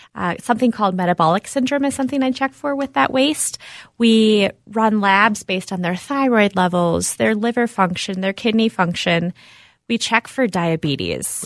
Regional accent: Minnetonka, Minnesota, United States; I grew up around the area here, out in Minnetonka

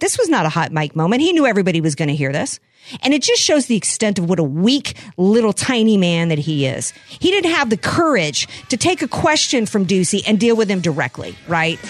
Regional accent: United States; I'm scared as an American.

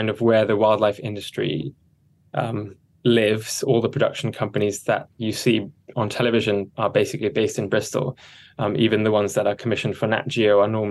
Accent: Sabah, Malaysia; I grew up in Sabah in Borneo

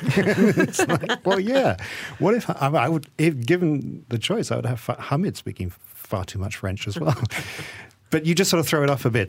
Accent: England, United Kingdom; moved away as an adult; now in Malaysia; I am Malaysian, and, but I grew up in, in England. And so when I came back after twenty years of living there

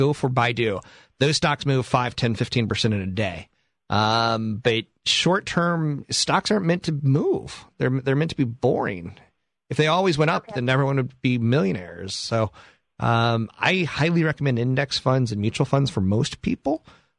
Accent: Naha, Okinawa, Japan; born there; I am from the East Coast, and actually, I'm from Japan. I was born in Mashinanaha, Okinawa.

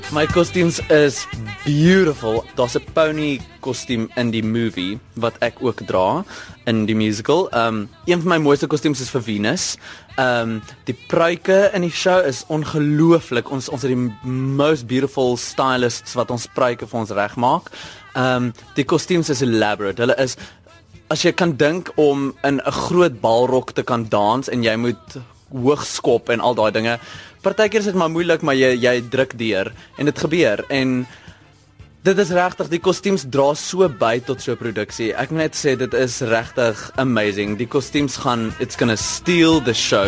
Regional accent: South Africa; ons as Suid-Afrikaners

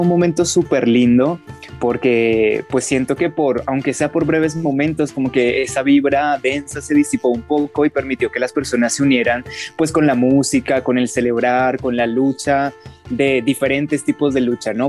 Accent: Colombia; como ciudadanos colombianos que somos

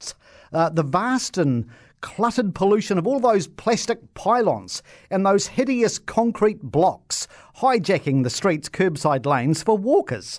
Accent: Christchurch, Canterbury, New Zealand; my hometown, right, Christchurch

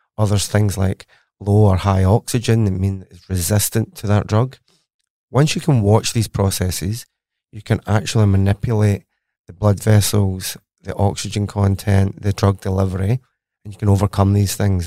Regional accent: Glasgow, Scotland, United Kingdom; accent: Scottish; moved away as an adult; now in Australia; as you can tell from my accent, I am very Scottish. I went to university in Glasgow, Strathclyde University, for my undergraduate. Then I studied at the Pizza Institute, or C R U K, and that's in Glasgow University itself. So, born and bred, educated in Glasgow, and then moved to Australia for some sunshine.

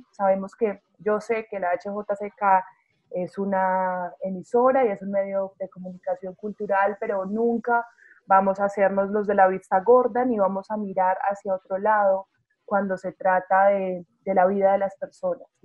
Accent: Rionegro, Antioquia, Colombia; born there; a los que vivimos en Bogotá, a los que nacimos en Río Negro

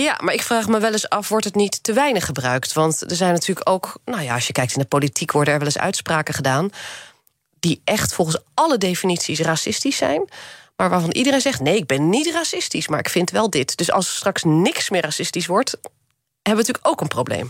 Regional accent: Netherlands; born or raised there

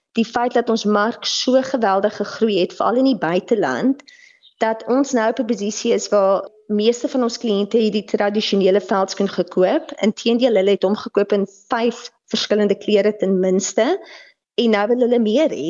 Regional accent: South Africa; as Suid-Afrikaners

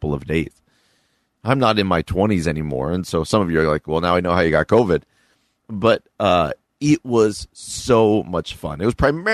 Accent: New Jersey, United States; now in Midwest, United States; I grew up in New Jersey

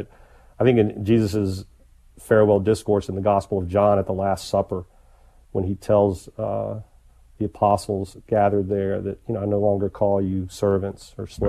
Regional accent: the South, United States; growing up in the South, I certainly heard that a lot.

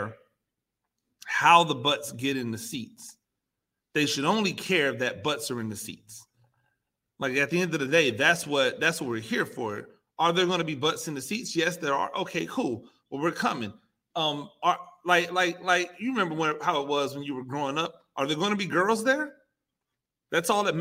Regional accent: Tampa, Florida, United States; I'm from Tampa

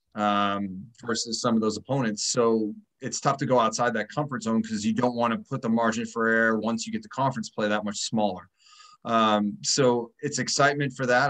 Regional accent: Midwest, United States; now in Boston, United States; I grew up in the Midwest

